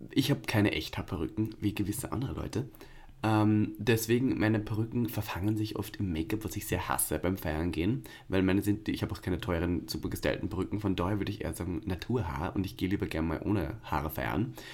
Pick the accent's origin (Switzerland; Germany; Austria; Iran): Austria; Also wirklich, ich hasse ihn auch als Österreicher.